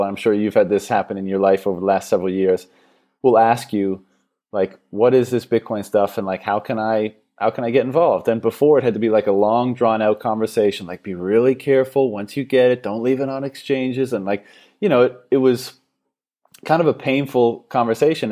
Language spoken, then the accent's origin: English; Canada; now in Thailand; I'm from Canada originally